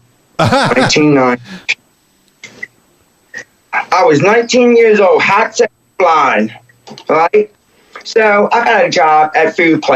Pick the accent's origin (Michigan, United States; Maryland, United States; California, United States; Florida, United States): Maryland, United States; Baltimore; born or raised there; also born or lived in Glen Burnie, Maryland / Brooklyn Park, Maryland